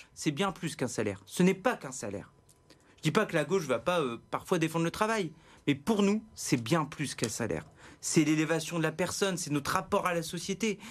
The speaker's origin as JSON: {"language": "French", "region": "Hauts-de-France", "country": "France", "said": "je suis originaire de la Sambre-Avenois"}